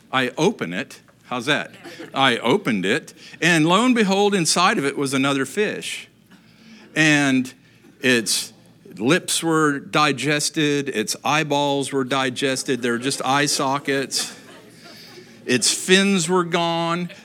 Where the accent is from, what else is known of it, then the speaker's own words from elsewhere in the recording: Upper Peninsula, Michigan, United States; moved away; growing up in Michigan, really, uh, you know, great place to grow up, up in the Upper Peninsula